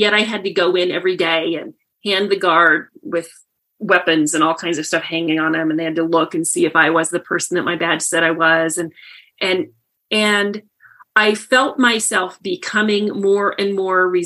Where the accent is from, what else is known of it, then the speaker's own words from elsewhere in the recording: Indiana, United States; moved away as an adult; also born or lived in Boulder, Colorado; I grew up in Indiana, and I came to Boulder, Colorado to work at Rocky Flats